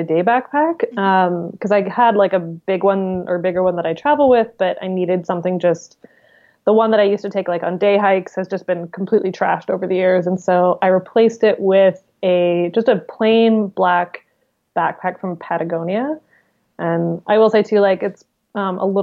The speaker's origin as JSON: {"language": "English", "region": "British Columbia", "country": "Canada", "said": "being from British Columbia, it's just incredibly beautiful"}